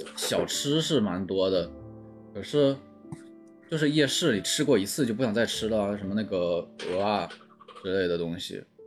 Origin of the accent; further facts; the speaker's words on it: northern China, China; moved away as an adult; now in Taiwan; 因为我们现在我住的地方就是，我在北方，就是城市里面